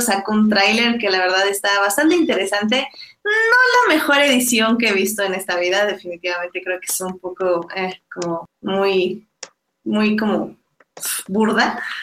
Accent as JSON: {"language": "Spanish", "country": "Mexico", "said": "como mexicanos"}